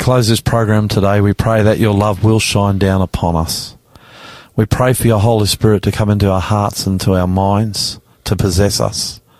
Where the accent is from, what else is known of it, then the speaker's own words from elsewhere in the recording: Australia; I am the ….